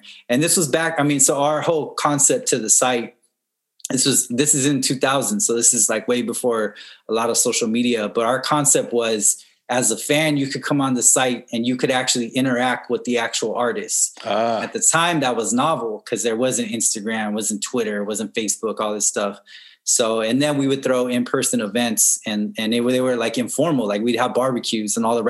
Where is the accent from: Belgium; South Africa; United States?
United States; San Gabriel Valley, California; I grew up in the San Gabriel Valley, just like east of East LA, south of Pasadena